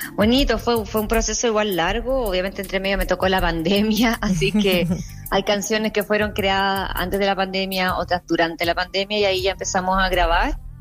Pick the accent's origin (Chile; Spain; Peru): Chile; moved away as an adult; now in New York, United States; como chilena